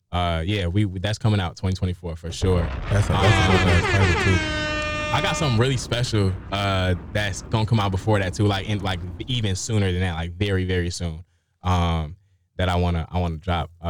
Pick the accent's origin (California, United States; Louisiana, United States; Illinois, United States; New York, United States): Illinois, United States; Chicago; about my experience growing up on the South Side of Chicago.